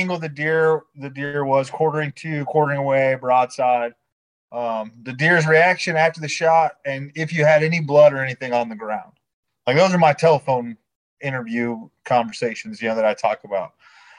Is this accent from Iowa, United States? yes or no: yes; Iowa, United States; now in Georgia, United States; originally I'm from Iowa, man, all my family and friends back home, that we pretty much all hunt pheasants with Brittany Spaniels at home.